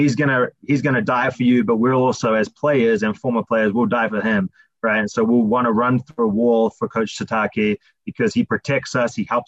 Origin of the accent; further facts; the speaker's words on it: New Zealand; moved away; I'm from New Zealand, hence the accent.